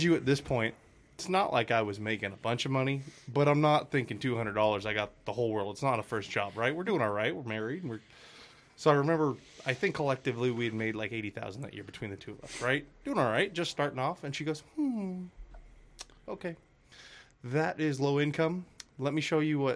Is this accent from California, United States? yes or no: yes; Auburn, California, United States; moved away as an adult; now in Idaho, United States; I'm from the better part of the state, Auburn